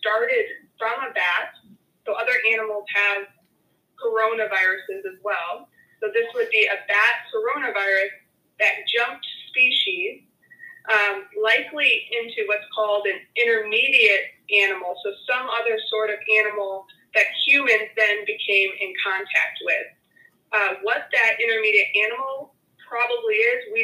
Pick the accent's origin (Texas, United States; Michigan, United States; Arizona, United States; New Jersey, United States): Michigan, United States; moved away as an adult; now in Houston, United States; I grew up in Michigan